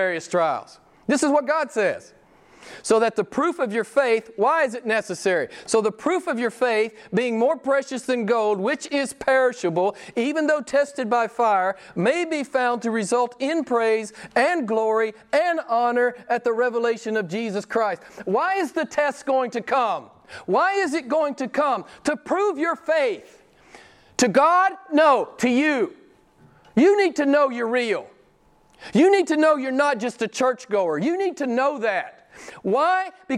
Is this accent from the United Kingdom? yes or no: no; United States; moved away; My home country